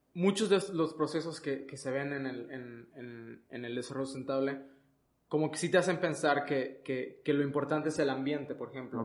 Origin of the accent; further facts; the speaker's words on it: Mexico; aquí en nuestro país